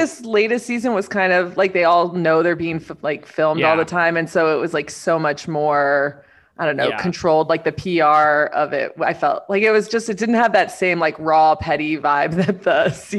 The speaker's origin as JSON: {"language": "English", "town": "Miami", "region": "Florida", "country": "United States", "tie": "born or raised there", "moved": "yes", "lives_now": "Kentucky, United States", "said": "I grew up in Miami"}